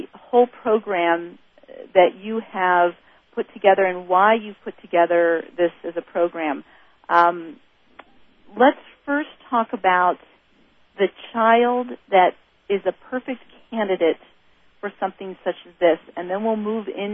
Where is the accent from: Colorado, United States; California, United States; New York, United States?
California, United States; I grew up in California